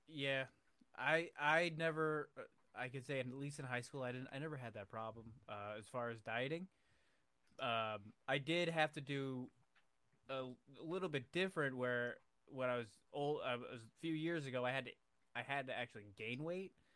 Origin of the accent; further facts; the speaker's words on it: Buffalo, New York, United States; now in Canton, United States; I'm originally from Buffalo, and I, f, New York